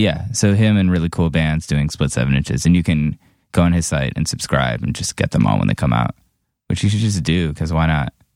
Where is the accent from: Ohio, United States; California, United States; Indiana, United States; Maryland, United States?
Ohio, United States; Cleveland; also born or lived in upstate New York; I grew up there. Then I went to school in upstate New York, and then I got hired by AP, so I moved back to Cleveland